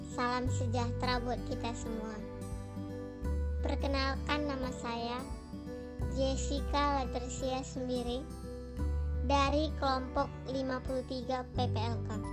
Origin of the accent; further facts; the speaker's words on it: North Sumatra, Indonesia; Saya berasal dari Sumatera Utara